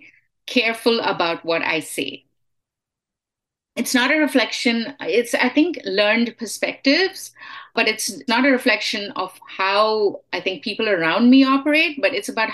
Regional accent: India; moved away as an adult; now in United States; Yeah, I have been here for most of my life, but I am Indian. I mean, I am Indian American.

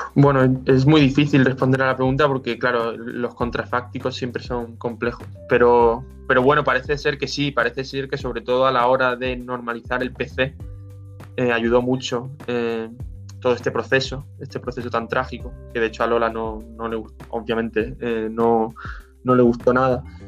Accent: Málaga, Andalusia, Spain; moved away as an adult; also born or lived in Madrid; Yo soy de Málaga, pero fui a Madrid a estudiar

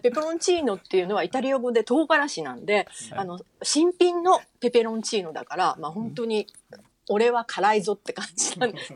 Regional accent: Fukuoka, Japan; moved away; 私も福岡の出身

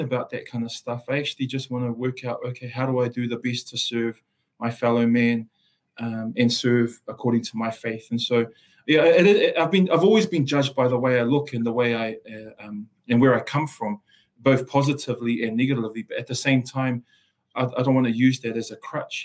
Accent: Auckland, New Zealand; first language Samoan; English is a second language; also born or lived in Samoa; moved to the capital center of the universe, which is Mangere in South Auckland. Uh, grew up in uh, some really tough circumstances

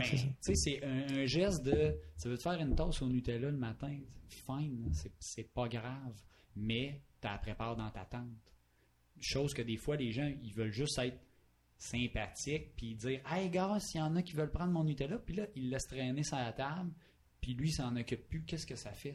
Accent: Palmarolle, Quebec, Canada; je viens de Palmarol

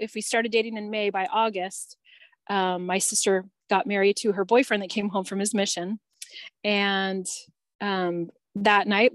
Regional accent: Southern California, United States; moved away as an adult; also born or lived in Arizona / Utah / Wyoming / Colorado; I'm from California and born and raised in Southern California

